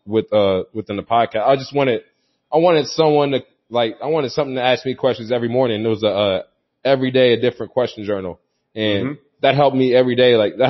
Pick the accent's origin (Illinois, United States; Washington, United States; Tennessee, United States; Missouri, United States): Missouri, United States; St. Louis; a lot of St. Louis is listening. A lot of my hometown's listening